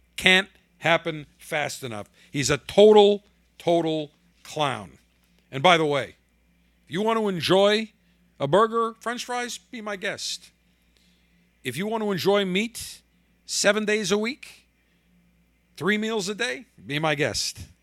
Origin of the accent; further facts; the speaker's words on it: Buffalo, New York, United States; in Buffalo, my hometown